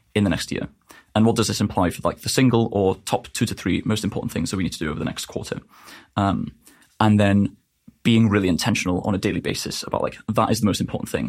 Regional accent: North Wales, United Kingdom; I'm from North Wales in the U K

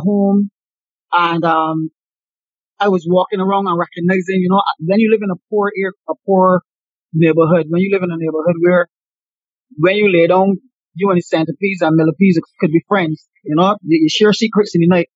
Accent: Barbados; myself growing up in the Bayland

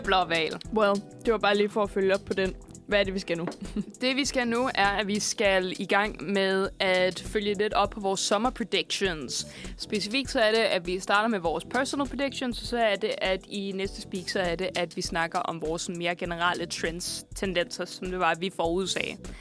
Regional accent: Borup, Zealand, Denmark; jeg er vokset op øh, i Borup, lige, øh, lige syd for Roskilde

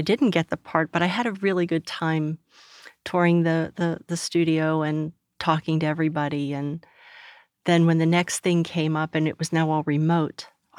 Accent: Pittsburgh, Pennsylvania, United States; in Pittsburgh, so yeah, I am from around here, but not from Texas.

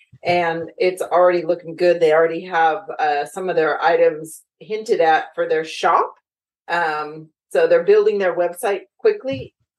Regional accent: Elk Grove, California, United States; and I'm from Elk Grove.

